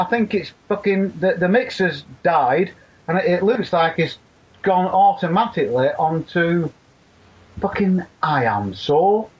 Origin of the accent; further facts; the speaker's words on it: Leigh, North West England, United Kingdom; now in Chorley, United Kingdom; I'm from the Wigan area. We have a crap accent